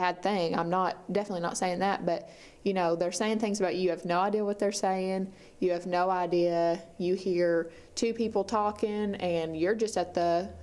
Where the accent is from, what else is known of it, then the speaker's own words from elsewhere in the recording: United States; growing up in America, I'm white.